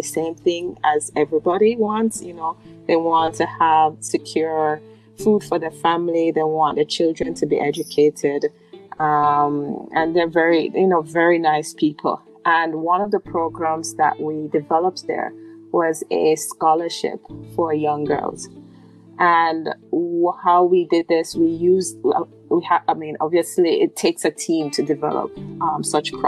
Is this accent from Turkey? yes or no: no; Jamaica; I'm from Jamaica.